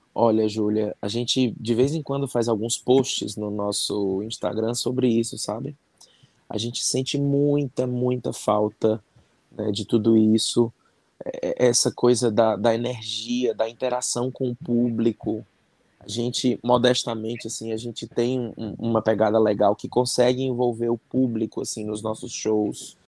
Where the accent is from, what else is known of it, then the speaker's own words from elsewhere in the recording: Fortaleza, Ceará, Brazil; eu sou de Fortaleza, no Ceará